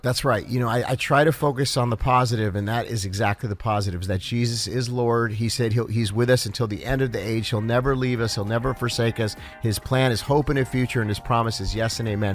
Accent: Los Angeles, California, United States; also born or lived in Cincinnati, Ohio; we moved out there when I was about eight years old. And from eight to sixteen, I was a child, you know, a child Hollywood actor.

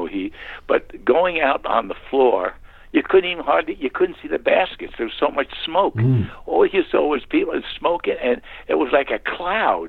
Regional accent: New York City, New York, United States; When I was growing up in Long Island, we were living in St. Albans

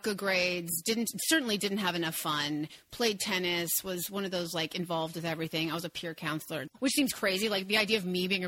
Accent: San Diego, California, United States; also born or lived in Bellevue, Washington; I grew up in San Diego, in Bellevue, Washington, and then San Diego

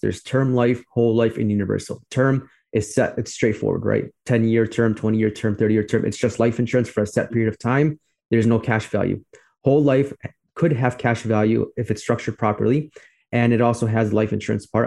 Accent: Chicago, Illinois, United States; I'm from Chicago as well, like you. I grew up on the southwest in the southwest suburbs of Chicago, and now I live on the north side

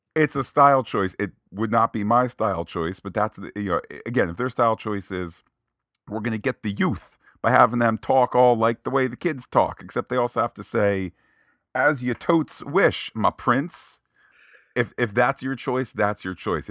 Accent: United States; as an American

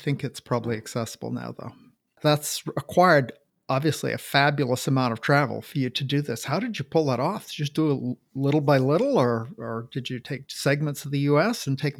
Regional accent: Washington, United States; I'm from Washington, and I'm from Washington. Same idea. We have a eastern part of the state and the western part of the state

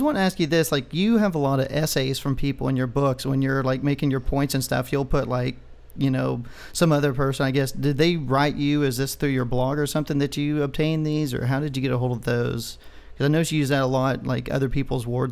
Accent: Texas, United States

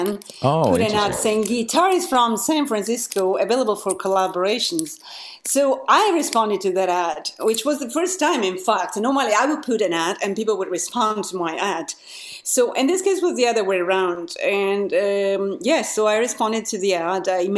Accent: Italy; moved away as an adult; now in London, United Kingdom; I moved from Italy, originally I'm from

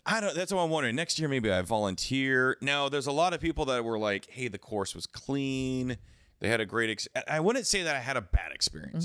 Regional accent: the Cascades, Pacific Northwest, United States; I grew up skiing in the Cascades

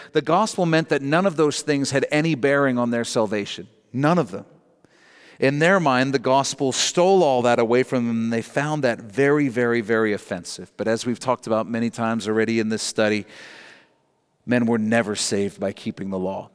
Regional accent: Canada; Our national borders are what define us as Canadian

